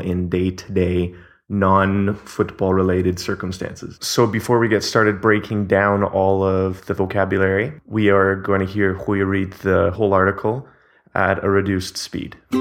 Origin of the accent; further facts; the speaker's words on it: Canada; now in Portugal; I'm Canadian